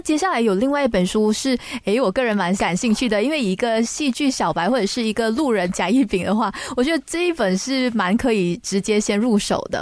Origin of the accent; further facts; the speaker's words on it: Malaysia; 作为一个马来西亚人